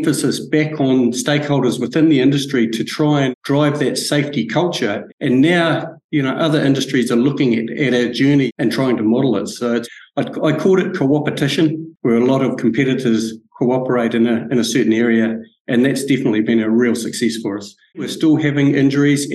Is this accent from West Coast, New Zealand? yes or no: yes; Franz Josef, West Coast, New Zealand; brought up in Franz Josef in South Westland